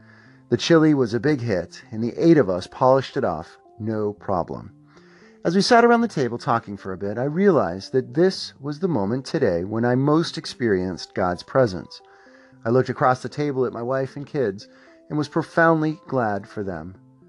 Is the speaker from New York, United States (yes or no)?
no; Pittsburgh, Pennsylvania, United States; now in Columbus, United States; My parents met in Pittsburgh. I was born in Pittsburgh. I still have extended family in Pittsburgh.